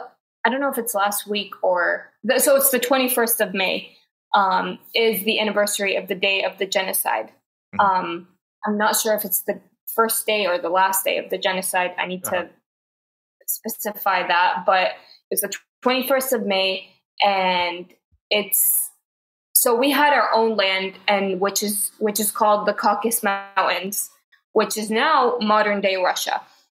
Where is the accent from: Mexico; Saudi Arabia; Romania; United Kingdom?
Saudi Arabia; when I tell people I grew up in Saudi, they're like, oh my God, I'm so sorry.